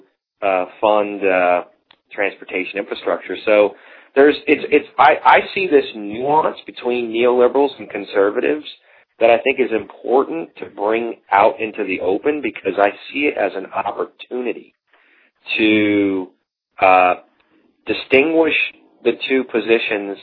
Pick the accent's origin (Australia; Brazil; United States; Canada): United States; the South; moved away; I'm from the South originally